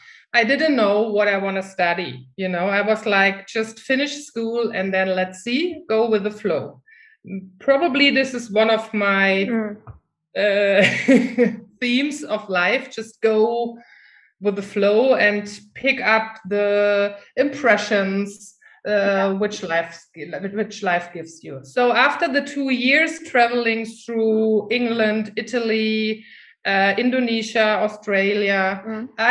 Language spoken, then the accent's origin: English; Germany; English is a second language; moved away as an adult; I'm from Germany. But the funny thing is, I never felt German. Since I was a little child, I always felt, I don't know, not German anyhow, but still I lived in Germany